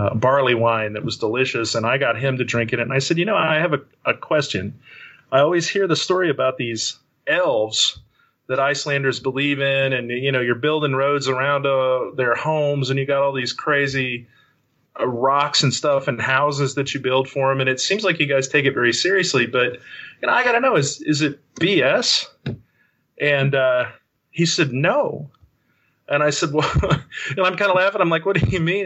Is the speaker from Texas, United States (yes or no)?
yes; West Texas, United States; I grew up in West Texas